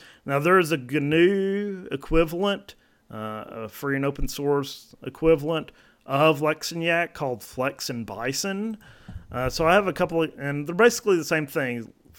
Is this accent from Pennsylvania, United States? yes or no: no; Georgia, United States; now in Oak Ridge, United States; But I'll just say I live in Oak Ridge, Tennessee. I'm from Georgia.